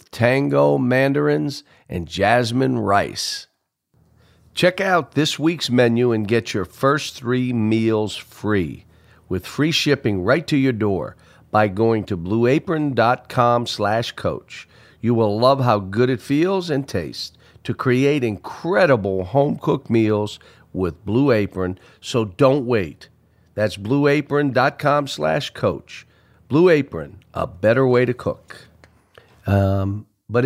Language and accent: English; Pittsburgh, Pennsylvania, United States; we're both from Pittsburgh